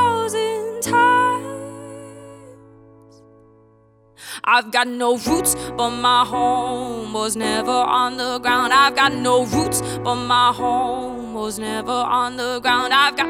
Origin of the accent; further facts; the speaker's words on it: Canada; also born or lived in United States / Germany / England; I grew up in Canada, but I was actually born in Canada. And before that, I moved to America after I was born. After I was born, I moved to America and then to Canada and then back to Germany and then to England.